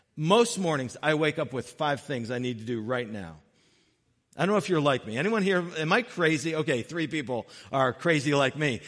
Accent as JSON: {"language": "English", "town": "Brooklyn", "region": "Connecticut", "country": "United States", "tie": "born or raised there", "said": "growing up in Brooklyn, Connecticut."}